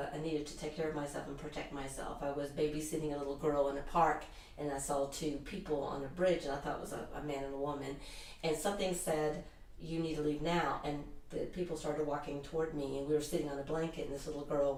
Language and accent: English; United States; here I'm an American